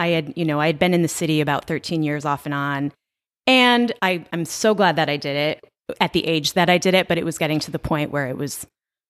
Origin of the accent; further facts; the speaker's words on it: Binghamton, New York, United States; moved away as an adult; now in Las Vegas, United States; I am from upstate New York, a little town called Binghamton, New York. It's about 3 hours north of Manhattan.